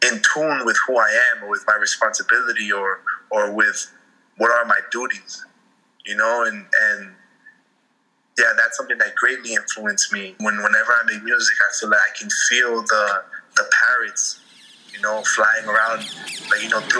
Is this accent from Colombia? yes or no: yes; Colombia; I'm from Colombia, but I'm also from here.